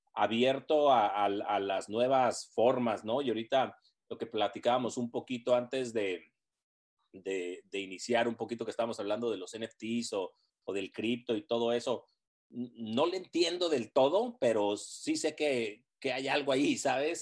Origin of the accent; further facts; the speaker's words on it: Tijuana, Baja California, Mexico; moved away as an adult; also born or lived in Los Angeles; cuando yo me fui de Tijuana a, a, Los Ángeles